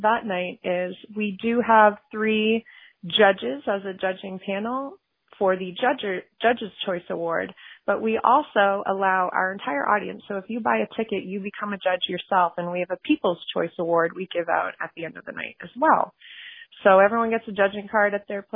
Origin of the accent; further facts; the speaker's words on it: Maine, United States; moved away as an adult; I moved back to Maine because I do love this state